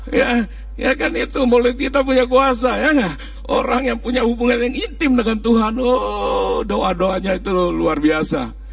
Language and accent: Indonesian; Kudus, Central Java, Indonesia; Ini Kudus, kota Kudus. Ya Aku orang Kudus.